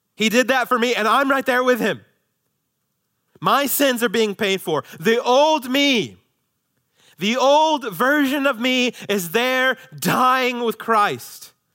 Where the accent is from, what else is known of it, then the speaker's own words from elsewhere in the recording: United States; as American citizens